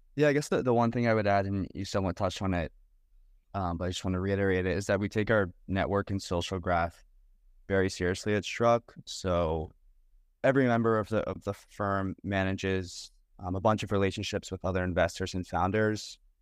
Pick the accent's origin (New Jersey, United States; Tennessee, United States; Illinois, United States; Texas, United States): New Jersey, United States; I grew up in New Jersey